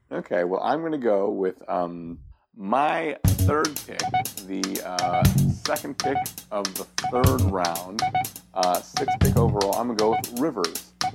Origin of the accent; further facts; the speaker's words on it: Seattle, Washington, United States; I grew up in Seattle